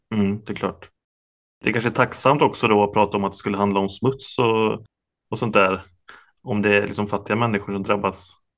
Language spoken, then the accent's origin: Swedish; Ulricehamn, Västra Götaland, Sweden; jag är, jag är från Ulricehamn